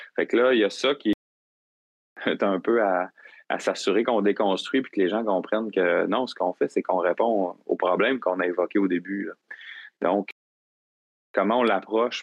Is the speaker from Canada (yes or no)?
yes; Gaspésie, Quebec, Canada; moved away as an adult; now in Rimouski, Canada; je suis originaire de la Gaspésie, puis, euh, je suis venu à Rimouski pour mes études.